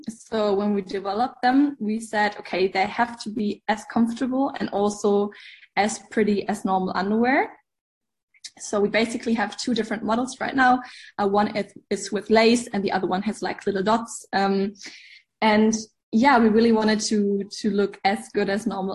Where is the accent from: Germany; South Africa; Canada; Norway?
Germany; English is a second language; We are from Germany, so also if my English isn't perfect